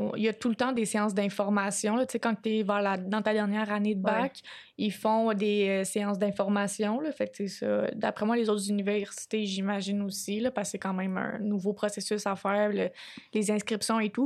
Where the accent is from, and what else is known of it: Quebec, Canada